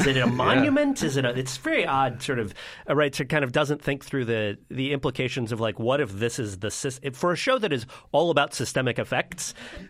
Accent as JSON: {"language": "English", "region": "Florida", "country": "United States", "tie": "born or raised there", "said": "It was shot just a few miles from where I grew up in Florida, in this kind of weirdly super planned town."}